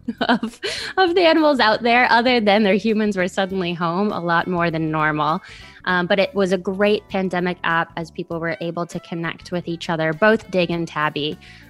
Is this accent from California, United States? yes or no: no; New Orleans, Louisiana, United States; I'm from New Orleans, Louisiana